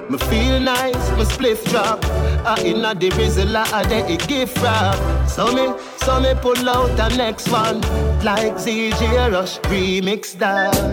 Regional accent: Jamaica; I'm a Jamaican, I am a Jamaican, flow Jamaican, I am a Jamaican

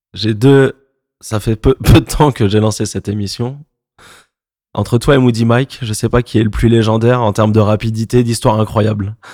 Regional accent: Montreuil, Île-de-France, France; à la base, je viens de Montreuil.

